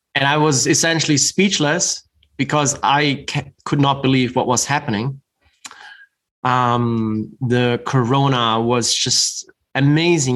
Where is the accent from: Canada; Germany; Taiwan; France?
Germany; moved away as an adult; also born or lived in New York City; now in Utah, United States; I grew up in Germany